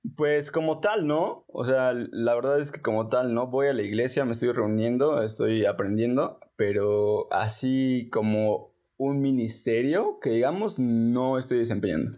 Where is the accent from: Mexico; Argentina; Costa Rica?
Mexico; así somos los mexicanos